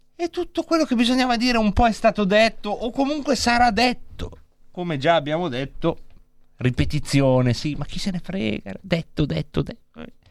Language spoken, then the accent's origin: Italian; Lombardy, Italy; Io però sono nato in Lombardia